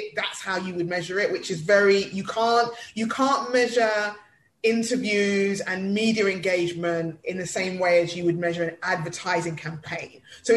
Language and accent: English; London, United Kingdom; I was born in Hackney, East London. So I think that's where I get my hustle. It's a mixture between the Hackney and the Nigerian